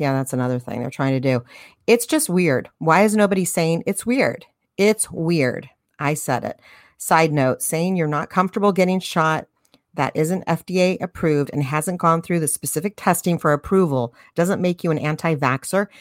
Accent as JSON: {"language": "English", "country": "United States", "said": "As American citizens"}